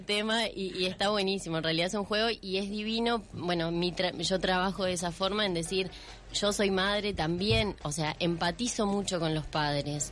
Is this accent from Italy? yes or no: no; Uruguay; soy una uruguaya más